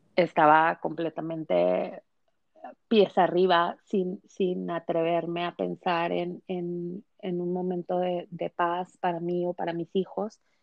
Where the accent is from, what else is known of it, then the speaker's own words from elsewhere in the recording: Mexico; moved away as an adult; now in United States; en una familia eh, convencional mexicana, soy mexicana, a, emigrar a, este país, a Estados Unidos, de la frontera por la inseguridad